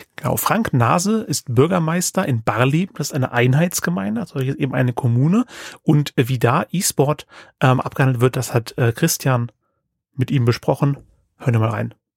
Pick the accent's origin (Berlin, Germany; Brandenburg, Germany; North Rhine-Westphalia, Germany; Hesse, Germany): Hesse, Germany; Bad Hersfeld; Ich bin äh, gebürtig aus der Kreisstadt Bad Hersfeld in Hessen